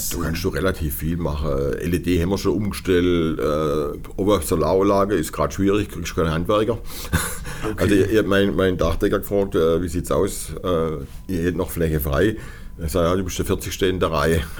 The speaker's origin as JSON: {"language": "German", "region": "Baden-Württemberg", "country": "Germany", "said": "Das gibt es bei uns in Baden-Württemberg so nicht."}